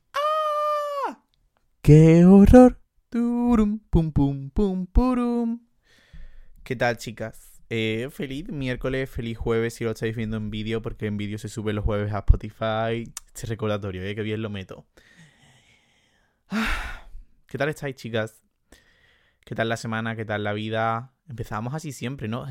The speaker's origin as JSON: {"language": "Spanish", "town": "Jerez de la Frontera", "region": "Andalusia", "country": "Spain", "accent": "Andalusian", "said": "soy andaluz"}